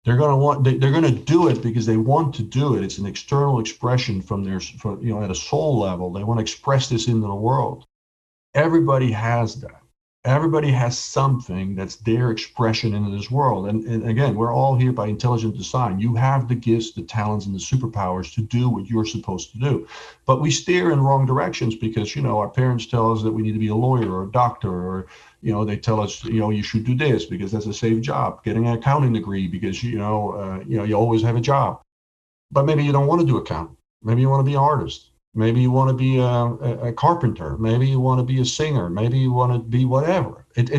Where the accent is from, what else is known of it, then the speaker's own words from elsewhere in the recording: Ireland; But, you know, I'm Irish. I'm never lucky.